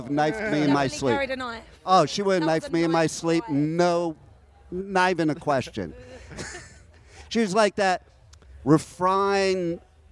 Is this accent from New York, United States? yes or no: yes; New York, United States; now in Florida, United States; I'm originally from New York